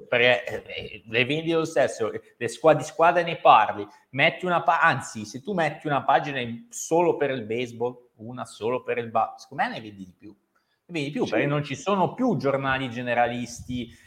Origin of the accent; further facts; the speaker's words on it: Cerano, Piedmont, Italy; io sono di Cerano, originario